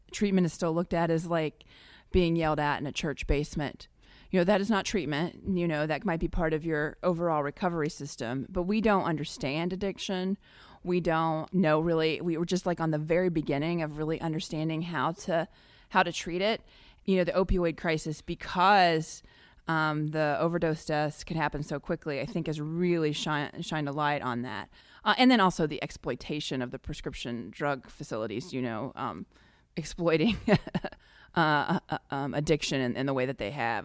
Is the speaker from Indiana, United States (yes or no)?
yes; Indiana, United States; now in Dayton, United States; I come from Indiana